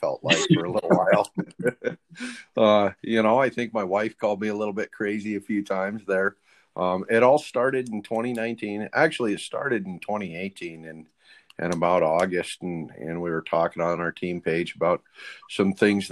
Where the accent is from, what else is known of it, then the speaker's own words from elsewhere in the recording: Montana, United States; I grew up here in Montana